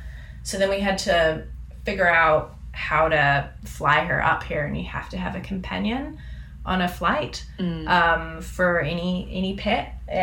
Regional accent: New Zealand; now in Canada; Like, I come from New Zealand, where if you bring an animal in, they're in quarantine for like 6 to 8 weeks before you can get them, and it's really expensive.

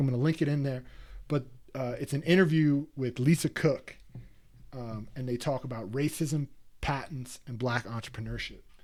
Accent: East Coast, United States; growing up on the East Coast

